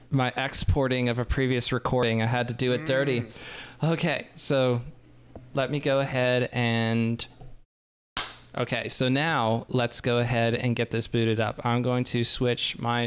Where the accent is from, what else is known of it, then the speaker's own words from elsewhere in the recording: United States; I'm American